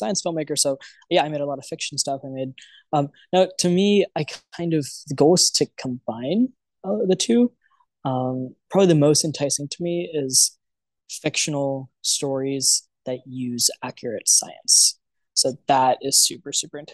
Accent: Maryland, United States; moved away as an adult; now in New York, United States; I ended up interning for a bunch of places around where I grew up in Maryland, around DC

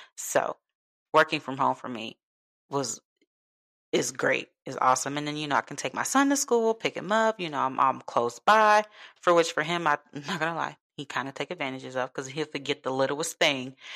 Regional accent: Chicago, Illinois, United States; moved away; I'm from Chicago

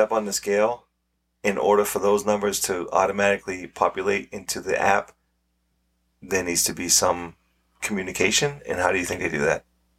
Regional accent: New England, United States; we're from New England

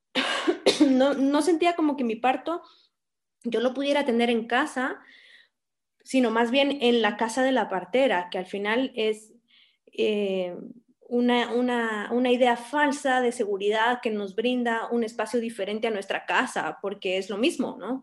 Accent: Guatemala City, Guatemala Department, Guatemala; moved away as an adult; also born or lived in Spain / San Cristóbal de las Casas, Mexico; nací y crecí aquí en la ciudad de Guatemala

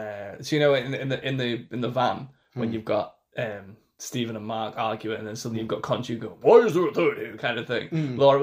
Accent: England, United Kingdom; as an English person

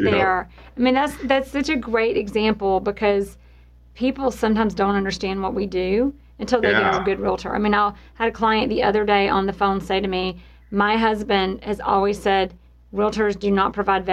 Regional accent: the South, United States; we're both from the South

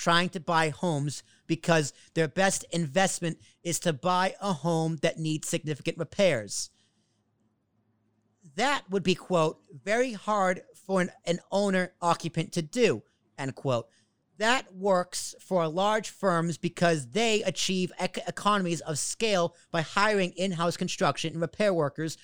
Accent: Braintree, Massachusetts, United States; In Massachusetts, where I grew up, my hometown

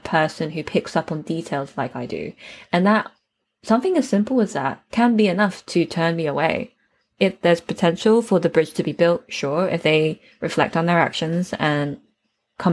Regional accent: United Kingdom; I'm also British

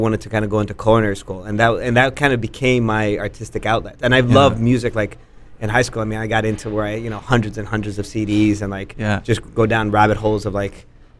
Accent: Mexico City, Mexico; moved away; also born or lived in Austin, Texas; growing up in Mexico

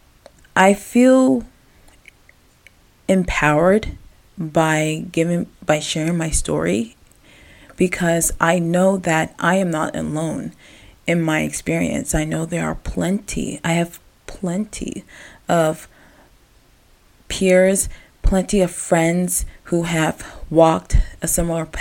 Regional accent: Gaithersburg, Maryland, United States; growing up in Gaithersburg, Maryland

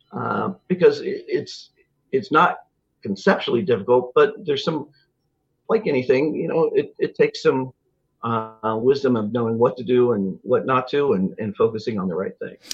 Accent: Lawrence, Kansas, United States; moved away as an adult; also born or lived in Chicago / Phoenix / Atlanta; now in Wichita, United States; I grew up in Lawrence, outside Kansas City

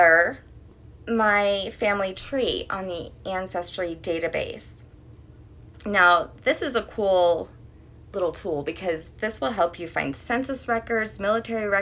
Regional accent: Colorado, United States; also born or lived in New Orleans, Louisiana; I grew up in Colorado most of my life

